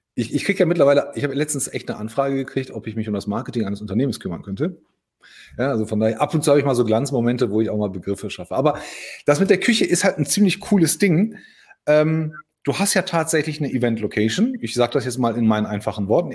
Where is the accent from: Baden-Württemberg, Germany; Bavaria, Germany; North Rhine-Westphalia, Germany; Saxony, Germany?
North Rhine-Westphalia, Germany; Hagen; als Hagener